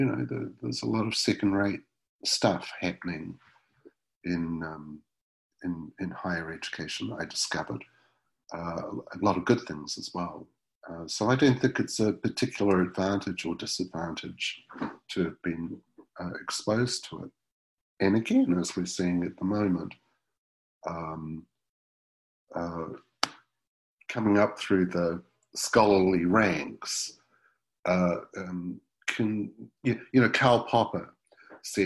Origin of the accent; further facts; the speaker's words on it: Wellington, New Zealand; my hometown, Wellington, New Zealand